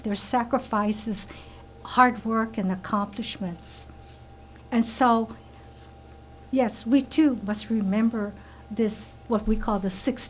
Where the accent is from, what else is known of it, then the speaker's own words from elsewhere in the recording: Hawaii, United States; born and raised in Hawaii